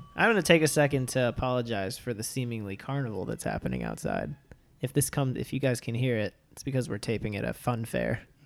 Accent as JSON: {"language": "English", "town": "Levittown", "region": "New York", "country": "United States", "tie": "born or raised there", "said": "I was born in Levitt Town, Long Island"}